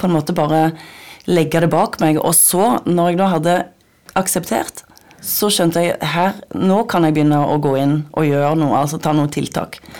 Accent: Nærbø, Rogaland, Norway; Jeg kommer fra Nærbø på Jæren

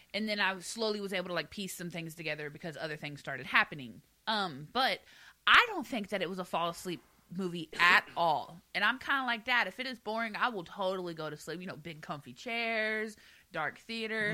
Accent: the South, United States; I'm from the South.

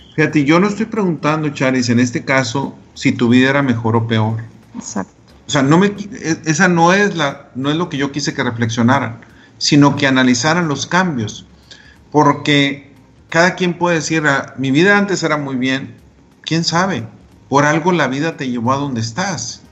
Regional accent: Delicias, Chihuahua, Mexico; Yo soy de Elisa, Chihuahua

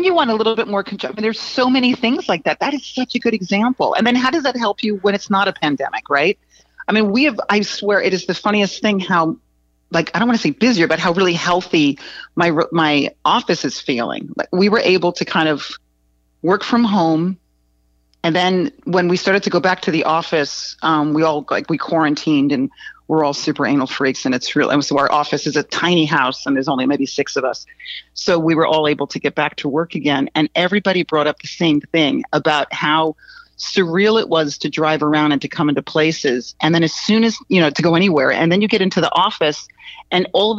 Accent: East Coast, United States; now in Los Angeles, United States; I came from the East Coast, and when I first moved to Los Angeles, I instantly somehow got attracted to Venice

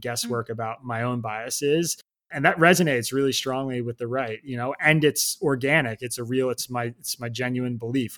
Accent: Bucks County, Pennsylvania, United States; I grew up in Bucks County, Pennsylvania

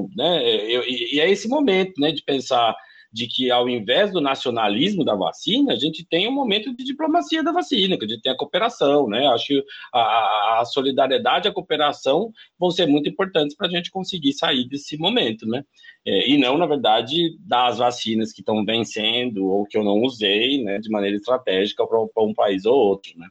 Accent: interior of São Paulo, Brazil; moved away as an adult; also born or lived in Brasília / Buenos Aires; Eu sou do interior de São Paulo, fui para Brasília fazer né, relações internacionais na Universidade de Brasília

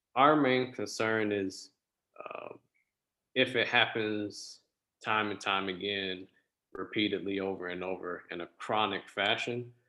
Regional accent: West Palm Beach, Florida, United States; I was born and raised in South Florida, uh, West Palm Beach to be exact

